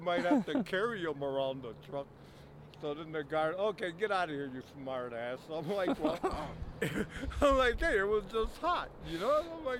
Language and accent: English; United States; first language English; I'm American. And I'm speaking English. That's where I'm from.